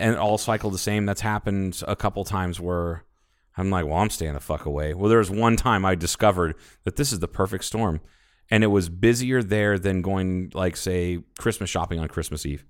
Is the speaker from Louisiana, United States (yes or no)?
no; Ohio, United States; now in Kingman, United States; a high school conference that I was a part of when I grew up in Ohio